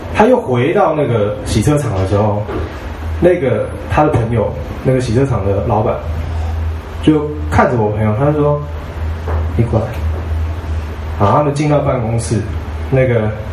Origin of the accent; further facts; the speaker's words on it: Ji'an, Hualien County, Taiwan; 我在花莲的吉安长大，然后我们在，呃，美伦山，我就，我就，我家就住在美伦山脚下，然后旁边呢是一个，就是大马路，叫将军路，就是以前日式建筑的，然后旁边是宪兵基地